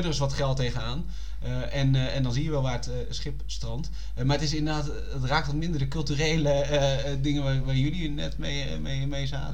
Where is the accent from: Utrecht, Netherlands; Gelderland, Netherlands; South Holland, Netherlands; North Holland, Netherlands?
Utrecht, Netherlands; als Utrechter